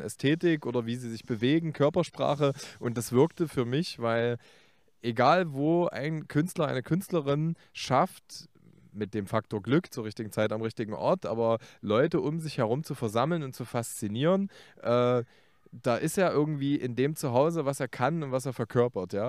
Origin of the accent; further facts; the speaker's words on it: Leipzig, Saxony, Germany; als Leipziger mit Lokalpassion